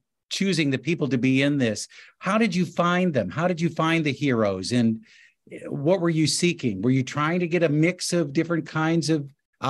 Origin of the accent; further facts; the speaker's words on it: Sioux City, Iowa, United States; I'm from Sioux City, Iowa.